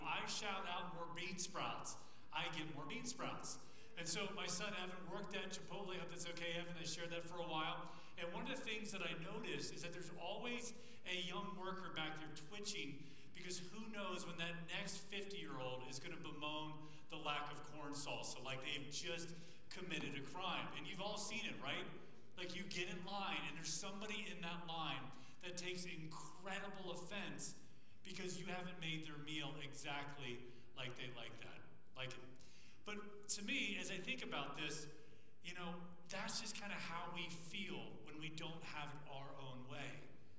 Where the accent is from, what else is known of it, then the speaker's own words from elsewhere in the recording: Thailand; Good seeing you guys. I was from Thailand, so it's kind of a distance.